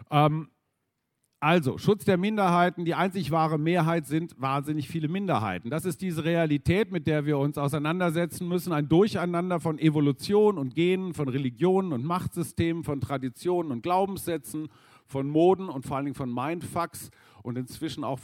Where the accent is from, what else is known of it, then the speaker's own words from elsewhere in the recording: Münster, North Rhine-Westphalia, Germany; ich bin in Nordrhein-Westfalen groß geworden in Münster